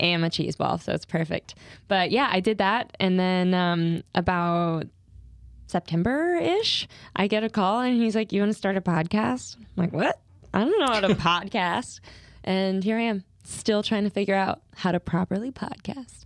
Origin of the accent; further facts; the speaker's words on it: Louisiana, United States; moved away; I grew up in Louisiana